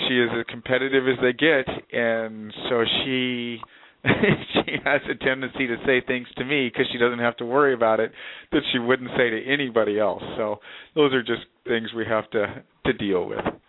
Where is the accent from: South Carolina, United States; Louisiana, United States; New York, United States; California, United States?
California, United States; Southern; moved away; I grew up in Southern California